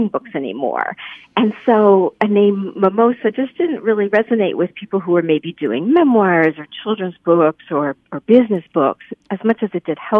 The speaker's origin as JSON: {"language": "English", "area": "Lehigh Valley", "region": "Pennsylvania", "country": "United States", "tie": "born or raised there", "said": "I grew up right here in the Lehigh Valley."}